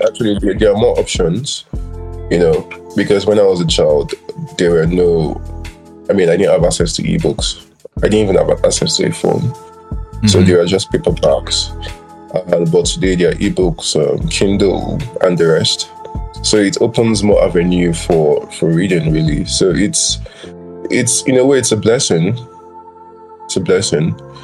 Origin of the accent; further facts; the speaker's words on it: Nigeria; i was born in Nigeria, lived here all my life